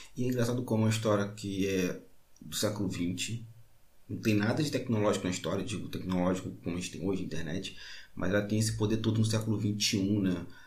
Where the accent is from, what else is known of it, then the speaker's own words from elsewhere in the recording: Baixada Fluminense, Rio de Janeiro, Brazil; eu sou da Baixada Fluminense, do Rio de Janeiro, um homem negro